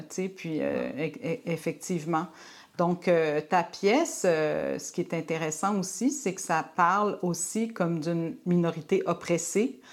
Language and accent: French; Quebec, Canada; québécoise francophone